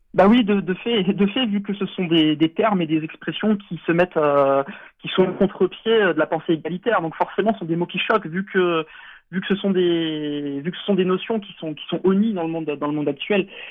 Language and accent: French; France; en tant qu'Européens, en tant que Français enracinés.